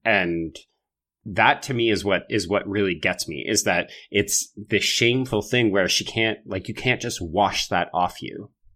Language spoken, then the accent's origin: English; Alberta, Canada; I grew up in Alberta